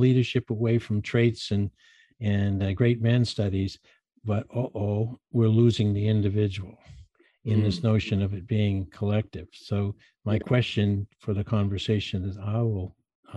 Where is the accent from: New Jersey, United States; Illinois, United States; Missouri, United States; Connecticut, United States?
Connecticut, United States; next to ESPN; ESPN, which is our huge sports network right here next to my hometown